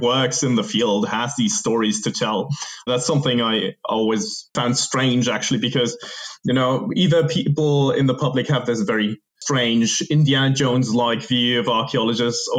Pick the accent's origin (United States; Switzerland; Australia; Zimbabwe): Switzerland; moved away as an adult; I never spent much more than 3 months in my home country